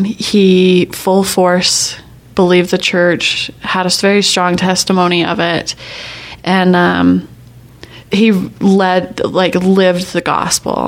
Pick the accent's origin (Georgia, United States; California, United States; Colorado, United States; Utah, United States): Utah, United States; Magna; my house that we grew up in Magna